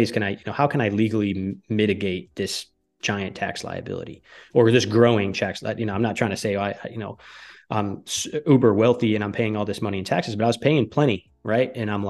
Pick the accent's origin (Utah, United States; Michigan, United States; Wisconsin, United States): Michigan, United States; also born or lived in Connecticut / New York City; now in Texas, United States; I grew up in the Northern Michigan. I lived in Connecticut. I worked for ESPN. And then I moved to New York City for like 6 months.